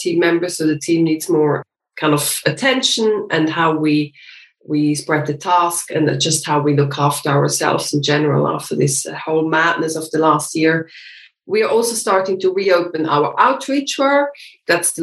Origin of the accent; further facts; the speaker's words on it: Switzerland; moved away as an adult; now in London, United Kingdom; I'm from Switzerland as well. And I live with my husband and with my little son, who is 3 years old, in Crouch End in North London